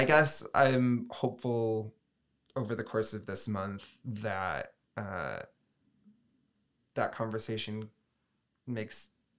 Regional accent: Michigan, United States; I mean, speaking personally, I grew up in West Michigan, Southwest mm-hmm. Michigan. Betsy DeVos land, so mm-hmm. to speak.

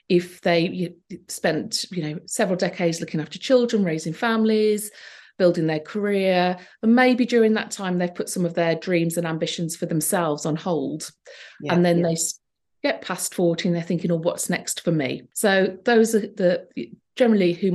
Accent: Wolverhampton, West Midlands, United Kingdom; Wolverhampton, mm-hmm. my hometown

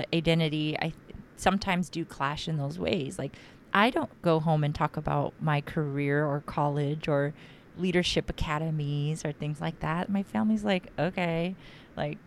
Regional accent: San Diego, California, United States; moved away; me growing up in San Diego for some part of my life

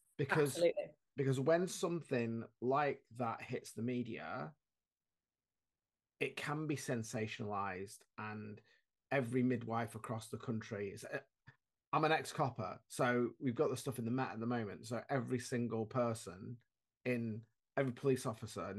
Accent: Shrewsbury, West Midlands, United Kingdom; I'm from Shrewsbury, near Shrewsbury

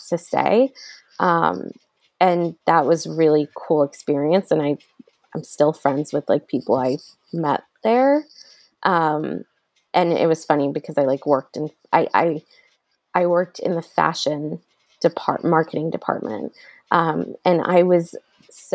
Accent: New Jersey, United States; I grew up in New Jersey

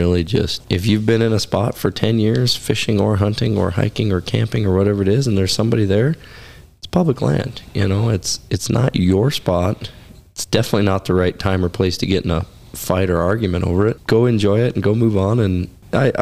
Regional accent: Oregon, United States; also born or lived in Alaska; now in Wyoming, United States; growing up in Oregon

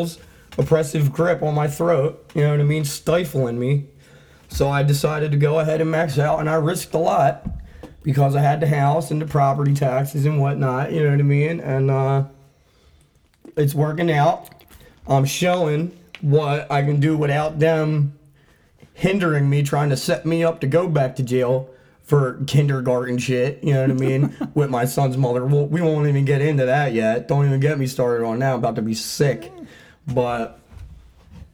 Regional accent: Claymont, Delaware, United States; also born or lived in Wilmington, Delaware; I grew up in Claymont

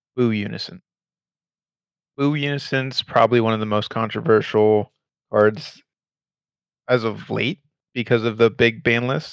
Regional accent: Houston, Texas, United States; We are from Houston, Texas.

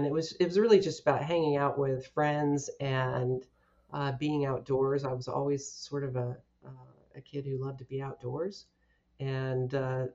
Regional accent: Houston, Texas, United States; moved away as an adult; now in Keswick, Virginia, United States; I grew up in Houston, Texas

